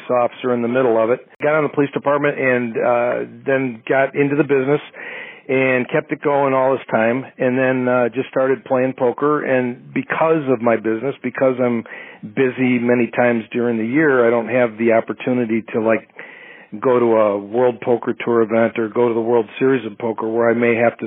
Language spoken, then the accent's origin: English; Wheaton, Illinois, United States; also born or lived in Winfield, Illinois; I grew up here in Wheaton, Illinois, which is right next to Winfield